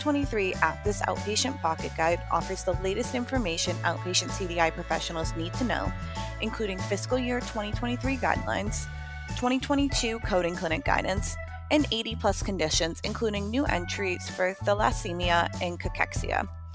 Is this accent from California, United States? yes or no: no; New Hampshire, United States; I grew up in New Hampshire